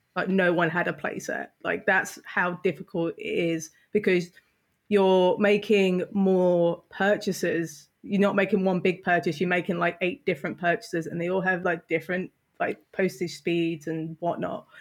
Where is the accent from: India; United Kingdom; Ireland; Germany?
United Kingdom; I'm British